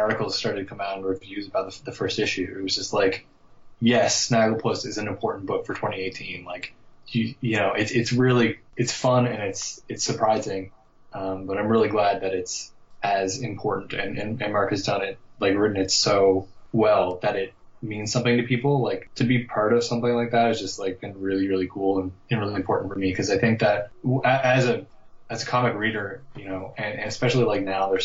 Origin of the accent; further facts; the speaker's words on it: Newfoundland and Labrador, Canada; I'm from Newfoundland, and there's not a whole lot of people who work in comics here